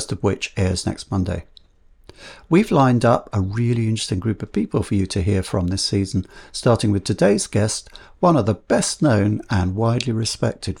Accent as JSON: {"language": "English", "region": "London", "country": "United Kingdom", "tie": "born or raised there", "said": "I was born in South London too, like him"}